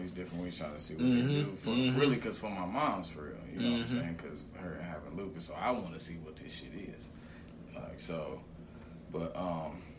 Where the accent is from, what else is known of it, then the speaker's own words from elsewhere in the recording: Canton, Michigan, United States; moved away; I'm from Canton